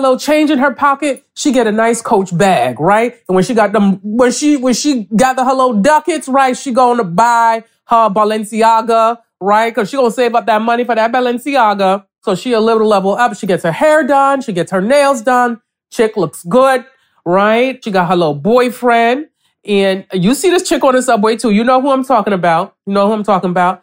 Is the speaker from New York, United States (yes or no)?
yes; New York City, New York, United States; also born or lived in Nigeria / Connecticut; I grew up in a Nigerian household in East Flatbush, Brooklyn